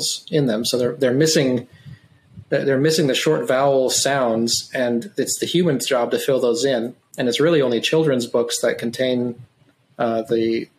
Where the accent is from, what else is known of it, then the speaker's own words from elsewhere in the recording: Wyoming, United States; first language English; moved away; I'm from Wyoming originally, the big square state